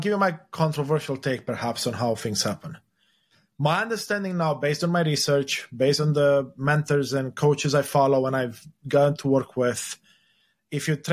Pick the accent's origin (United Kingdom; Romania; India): Romania; moved away; the place I was born in, Romania, was a communist country until the 90s.